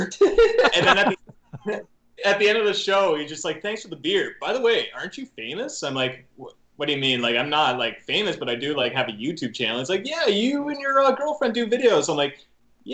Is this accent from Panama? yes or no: no; Canada; I grew up in a small town